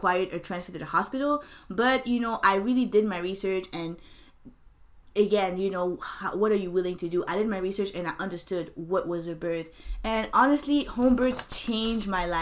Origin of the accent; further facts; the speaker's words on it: Canada; moved away as an adult; now in United States; I'm Canadian